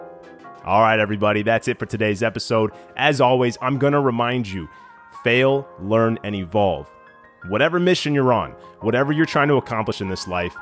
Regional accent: West Coast, United States; I grew up on the West Coast

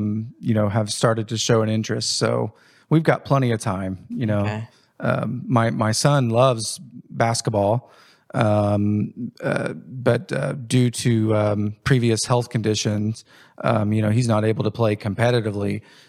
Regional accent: Indiana, United States; Growing up in Jennings County, had a normal childhood, sports, activities, school, played sports throughout school, have a sister.

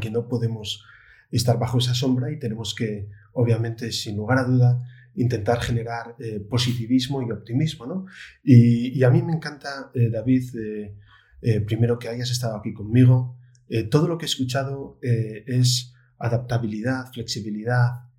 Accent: Oviedo, Asturias, Spain; yo que soy de Oviedo

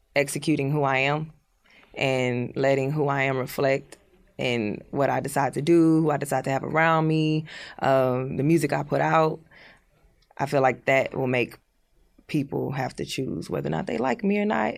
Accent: Houston, Texas, United States; I was born in Houston

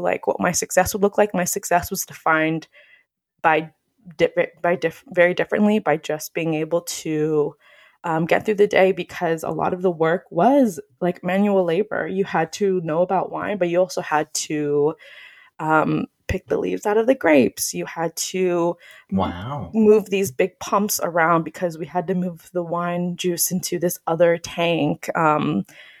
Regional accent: Phoenix, Arizona, United States; I grew up here in Phoenix

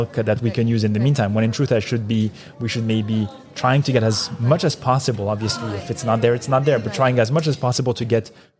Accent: Marseille, Provence-Alpes-Côte d'Azur, France; now in United States; I'm from Marseille in France.

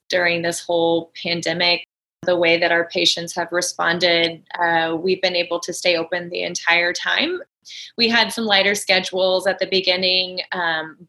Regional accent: Kansas, United States; moved away; So I grew up in Kansas

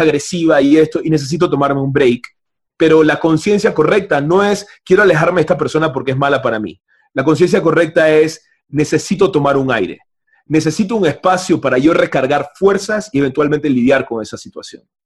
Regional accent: Panama; yo vengo de Panamá, de un país capitalista totalmente distinto

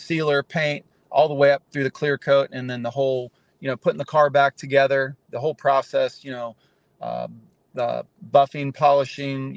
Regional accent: Charlotte, North Carolina, United States; moved away as an adult; now in Southwest Florida, United States; I've been down here since 1992. I'm originally from Charlotte, North Carolina

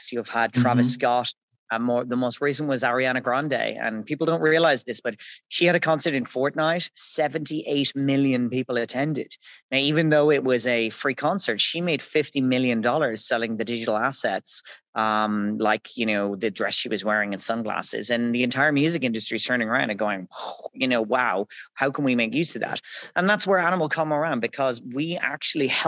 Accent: Dublin, Leinster, Ireland; moved away as an adult; now in Dubai, United Arab Emirates; I'm Irish from Dublin in Ireland

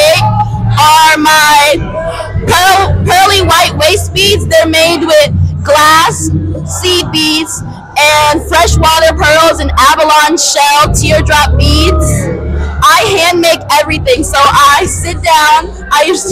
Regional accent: Cincinnati, Ohio, United States; I am from Cincinnati, born and raised

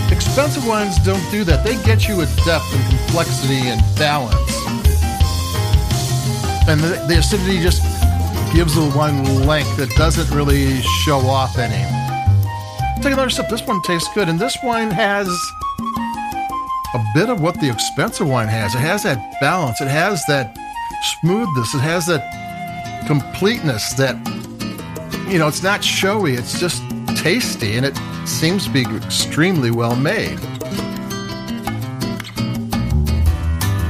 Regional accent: Chicago, Illinois, United States; I'm from Chicago

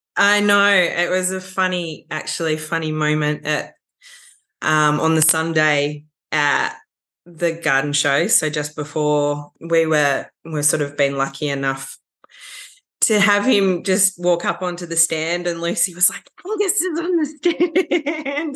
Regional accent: Warrandyte, Victoria, Australia; growing up in Warrandyte has been a huge part of my appreciation for landscape and nature

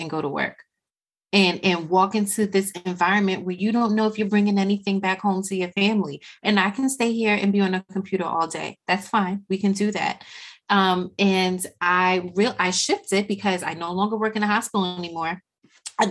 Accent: Jamaica; I am Jamaican and there is a house in the hills of St. Anne's that I will always return to no matter what.

